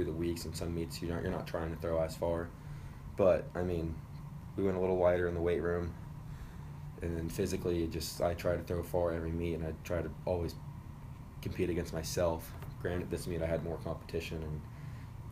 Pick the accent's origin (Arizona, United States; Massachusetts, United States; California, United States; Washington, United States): Washington, United States; Renton; I'm from Renton in Seattle area, so I've thrown in the rain my whole life